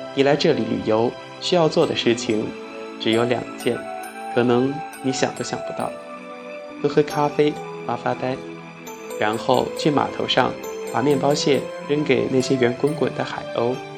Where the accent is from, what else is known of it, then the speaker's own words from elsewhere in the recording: China; 因为我们是中国人